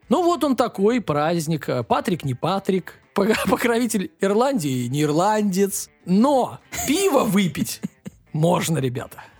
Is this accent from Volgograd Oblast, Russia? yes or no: no; Saint Petersburg, Russia; Я сам из Купчаги